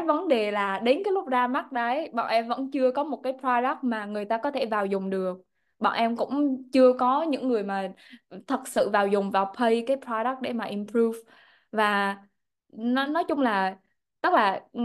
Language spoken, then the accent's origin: Vietnamese; Da Nang, Vietnam; moved away as an adult; gốc ở Đà Nẵng em đến từ vùng nông thôn